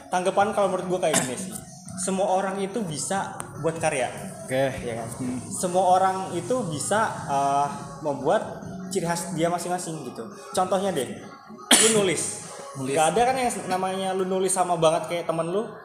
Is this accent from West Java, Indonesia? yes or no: yes; Bekasi, West Java, Indonesia; also born or lived in Banyuwangi, East Java; Lahir di Banyuwangi, cuma gede di Bekasi